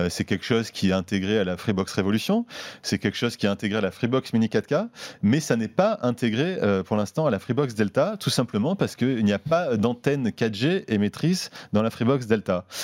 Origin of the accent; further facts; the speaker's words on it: Marseille, Provence-Alpes-Côte d'Azur, France; c'est mon côté marseillais. oui, c'est bien de rajouter un peu.